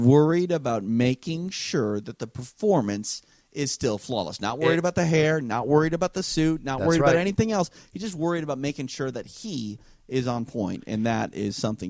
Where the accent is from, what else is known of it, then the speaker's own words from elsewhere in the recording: Minneapolis, Minnesota, United States; the WCW came to my hometown in Minneapolis.